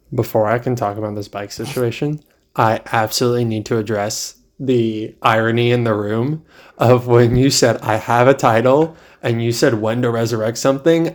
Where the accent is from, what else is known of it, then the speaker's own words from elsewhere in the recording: East Coast, United States; also born or lived in California; now in Charlotte, United States; I've spent most of my life on the East Coast